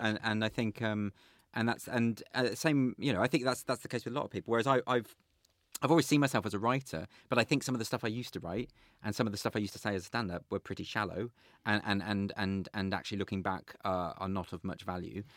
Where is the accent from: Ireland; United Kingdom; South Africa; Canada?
United Kingdom; Sandwell, West Midlands; also born or lived in Warsaw; I grew up in the Midlands. I was born in Sandwell, uh, lived in Warsaw for a time